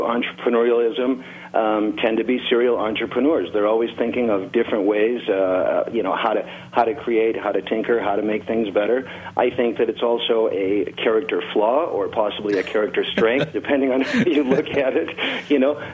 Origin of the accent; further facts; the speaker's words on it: Chicago, Illinois, United States; moved away as an adult; also born or lived in Tennessee / Colorado; now in Sierra Vista, United States; I grew up in Chicago